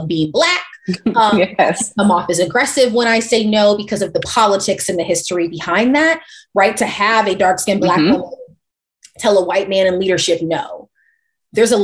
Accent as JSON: {"language": "English", "town": "St. Louis", "region": "Missouri", "country": "United States", "said": "I come from St. Louis."}